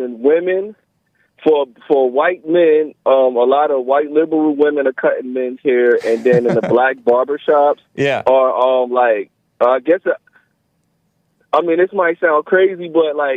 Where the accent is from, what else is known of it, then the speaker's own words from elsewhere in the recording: United States; I was born in America